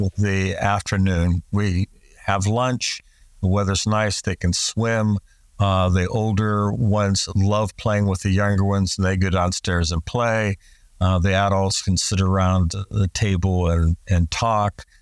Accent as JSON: {"language": "English", "country": "United States", "said": "in the United States, we talk about the, we're a melting pot"}